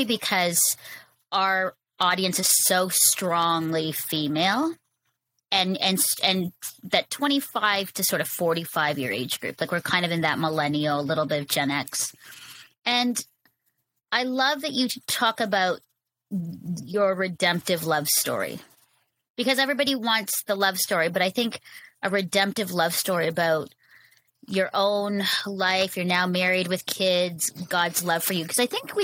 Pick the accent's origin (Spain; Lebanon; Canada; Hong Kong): Canada; my own experience of growing up in Canada as a brown Filipino woman.